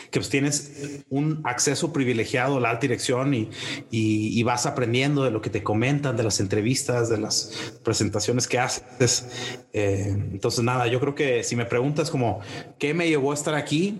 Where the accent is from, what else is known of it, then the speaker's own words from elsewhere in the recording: Monterrey, Nuevo León, Mexico; moved away as an adult; also born or lived in Fort Collins, Colorado, United States; now in Mexico City, Mexico; soy, soy de Monterrey, de una familia que originalmente viene de Monclova, Coahuila